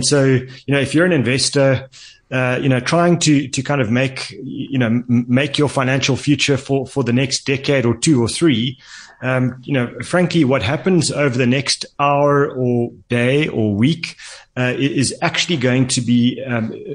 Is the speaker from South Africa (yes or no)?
yes; South Africa; as a South African